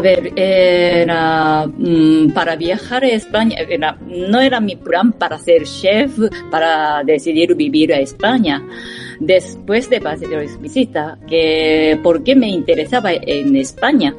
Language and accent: Spanish; Japan; Spanish is a second language; moved away as an adult; now in Madrid, Spain; como soy japonesa